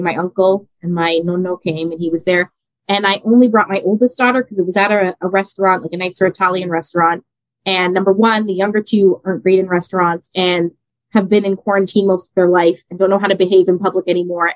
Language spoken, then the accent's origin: English; Canada; I was born in Canada, but my mom was born in Italy. So I'm first mm. generation Canadian on her side